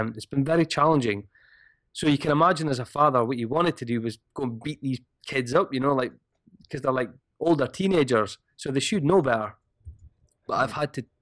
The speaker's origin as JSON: {"language": "English", "region": "Scotland", "country": "United Kingdom", "said": "I'm Scottish"}